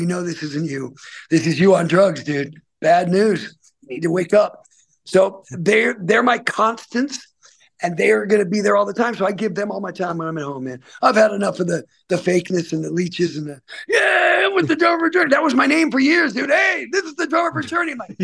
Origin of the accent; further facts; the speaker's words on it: Salem, United States; places in Salem, my hometown